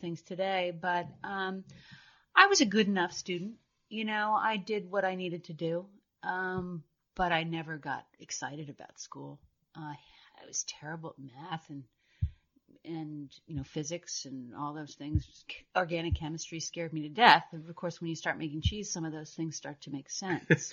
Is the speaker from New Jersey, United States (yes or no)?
yes; New Jersey, United States; moved away as an adult; also born or lived in Vermont; I grew up in New Jersey, about an hour west